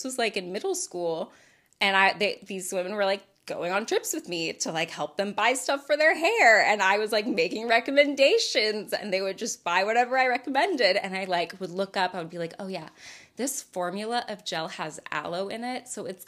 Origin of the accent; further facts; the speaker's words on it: The Woodlands, Texas, United States; Well, because, like, I grew up in the Woodlands, Texas. My mom's social circle could only afford me so many people